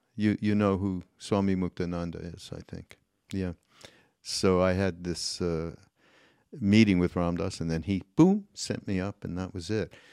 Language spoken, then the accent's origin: English; Canada; I'm Canadian